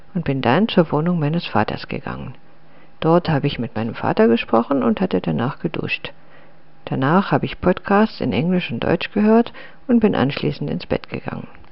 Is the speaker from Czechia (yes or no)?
yes; Litvínov, Ústí nad Labem Region, Czechia; moved away; ist Litwinow meine Heimatstadt